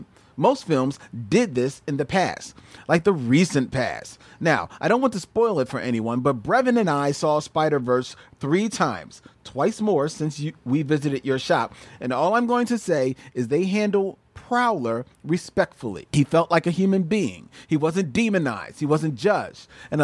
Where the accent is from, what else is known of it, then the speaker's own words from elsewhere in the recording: Philadelphia, Pennsylvania, United States; now in Los Angeles, United States; First of all, I'm from Philly and moved to LA to work in the business.